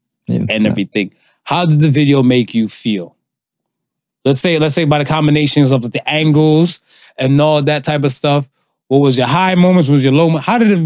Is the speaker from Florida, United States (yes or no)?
yes; Miami, Florida, United States; Because remember, I'm in Miami.